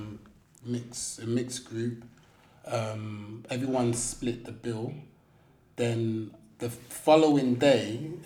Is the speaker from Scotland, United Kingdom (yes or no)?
no; London, United Kingdom; I'm a Londoner